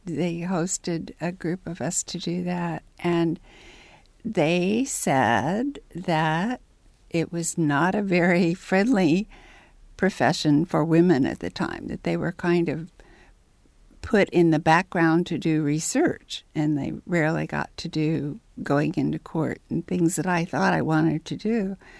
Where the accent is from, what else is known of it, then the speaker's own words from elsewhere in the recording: Ellettsville, Indiana, United States; moved away as an adult; also born or lived in Bloomington, Indiana; at age five, we moved to Route Route one, Ellittsville. And I went through the Ellittsville schools.